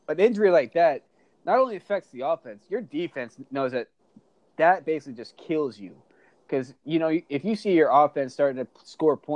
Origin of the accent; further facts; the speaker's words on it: Maryland, United States; Even I'm from Maryland